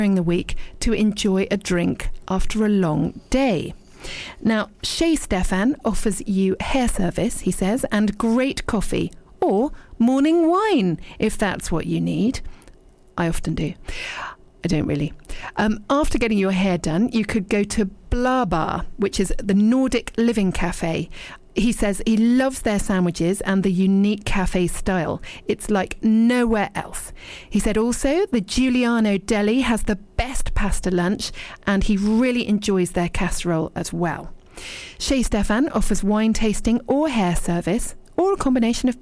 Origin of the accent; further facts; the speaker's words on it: Dorset, South West England, United Kingdom; moved away as an adult; also born or lived in Richmond / London; now in East Sheen, United Kingdom; I was born in Richmond, then I was brought up in Dorset